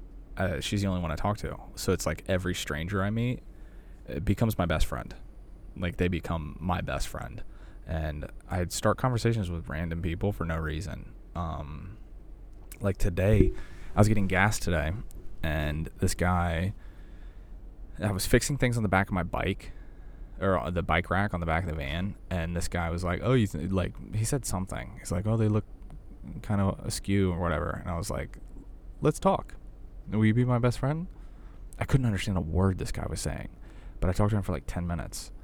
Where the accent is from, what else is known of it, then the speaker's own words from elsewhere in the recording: the South, United States; I'm from the South